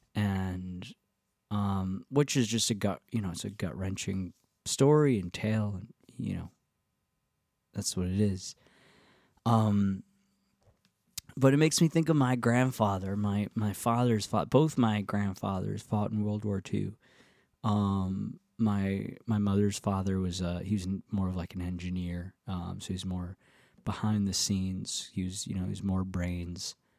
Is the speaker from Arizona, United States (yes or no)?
no; the Catskills, New York, United States; now in Nashville, United States; the Catskills uh, to the farm where I grew up